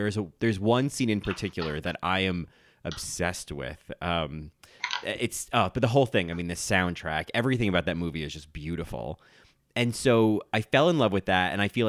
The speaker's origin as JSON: {"language": "English", "town": "Rahway", "region": "New Jersey", "country": "United States", "tie": "born or raised there", "also_born_or_lived": "Bridgewater, New Jersey", "said": "I grew up in Rahway."}